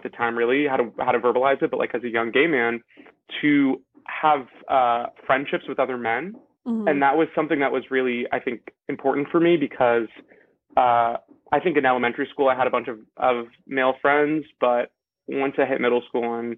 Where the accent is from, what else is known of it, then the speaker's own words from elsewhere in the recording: Los Angeles, California, United States; I'm joining you from Los Angeles, California, where I'm from